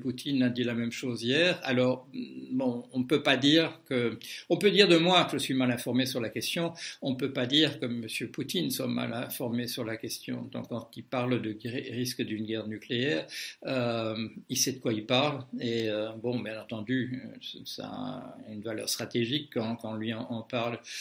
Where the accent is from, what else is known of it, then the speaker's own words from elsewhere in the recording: Belgium; je suis belge de naissance